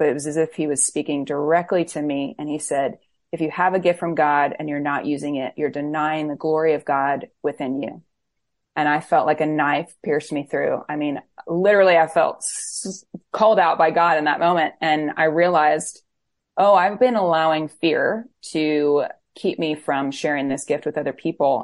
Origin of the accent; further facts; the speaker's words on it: Florida, United States; also born or lived in Camden, New Jersey; now in Nashville, United States; I was born in Camden, New Jersey, but grew up in Florida, so I'm a Floridian